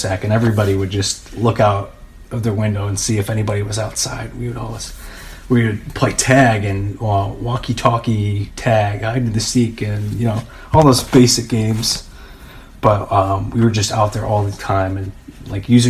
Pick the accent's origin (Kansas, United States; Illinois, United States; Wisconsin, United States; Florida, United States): Illinois, United States; St. Charles; I grew up right across from St. Charles East